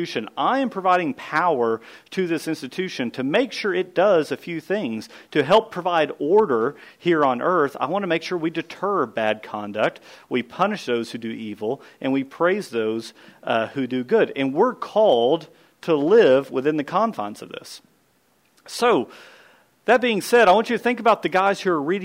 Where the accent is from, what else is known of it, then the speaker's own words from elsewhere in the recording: United States; the DNA that's within me as an American rebel